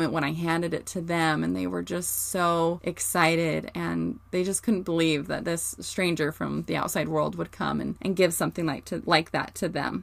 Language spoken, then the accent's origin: English; Morgan, Utah, United States; I grew up in Morgan, Utah